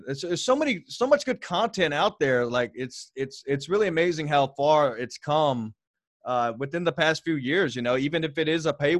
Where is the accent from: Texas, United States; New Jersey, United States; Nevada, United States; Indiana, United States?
Texas, United States; also born or lived in Alaska; I was from Texas